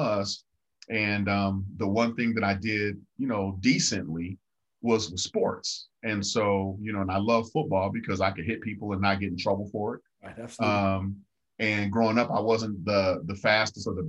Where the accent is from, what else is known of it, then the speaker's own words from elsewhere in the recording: Denver, Colorado, United States; I grew up in Five Points, Denver, East Side, Denver, single mom, six brothers and sisters